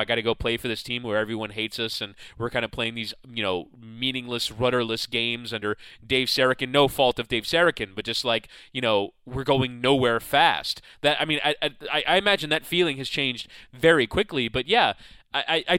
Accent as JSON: {"language": "English", "country": "United States", "said": "we as American fans"}